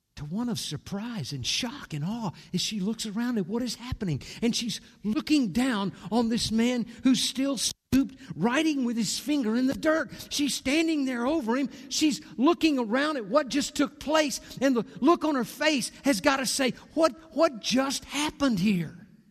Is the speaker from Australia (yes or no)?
no; Corpus Christi, Texas, United States; Marcia and I grew up in Corpus Christi